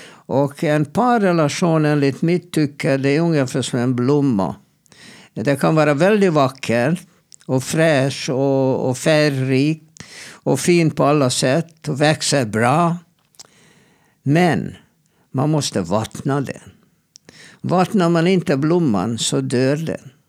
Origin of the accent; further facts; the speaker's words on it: Sweden; Jag är svensk psykolog och vi har inte mm, det här grundsynen på äktenskap.